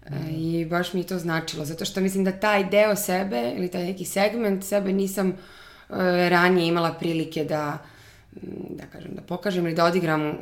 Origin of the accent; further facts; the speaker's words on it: Bijela, Herceg Novi Municipality, Montenegro; also born or lived in Los Angeles, United States; now in Belgrade, Serbia; ja sam iz Bijele, um, tamo sam odrasla